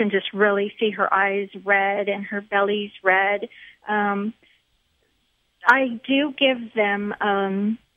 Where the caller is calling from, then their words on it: San Antonio, Texas, United States; San Antonio, Texas.